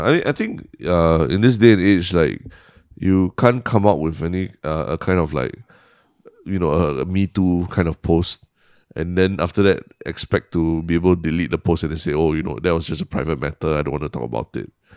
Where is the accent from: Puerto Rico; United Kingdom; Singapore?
Singapore; being Singaporean is that, uh, we are effectively bilingual